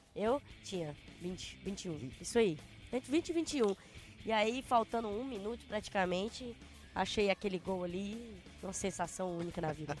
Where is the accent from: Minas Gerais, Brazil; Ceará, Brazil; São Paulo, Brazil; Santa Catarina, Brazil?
Ceará, Brazil; moved away; also born or lived in Rio de Janeiro; Sou cearense, eu tive que sair de lá